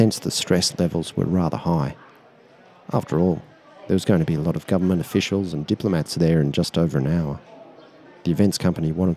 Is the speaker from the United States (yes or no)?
no; Australia; I'm actually there to represent my country